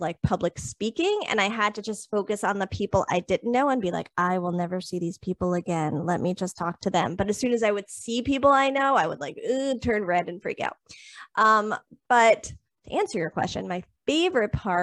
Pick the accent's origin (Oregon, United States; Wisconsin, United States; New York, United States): New York, United States; Long Island; also born or lived in Florida; I moved back up to Long Island to be closer to home